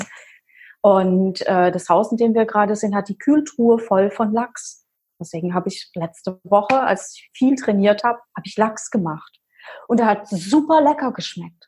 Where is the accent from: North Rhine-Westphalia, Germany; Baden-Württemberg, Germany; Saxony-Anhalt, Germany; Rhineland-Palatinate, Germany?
Rhineland-Palatinate, Germany; Ich komme aus der Pfalz